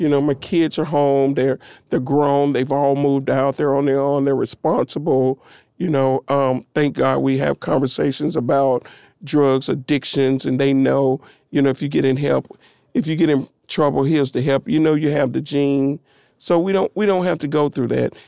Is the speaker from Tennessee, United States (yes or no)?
yes; Nashville, Tennessee, United States; I come from East Nashville, over on the corner of North Fifth and what is now Vernon Winfrey Avenue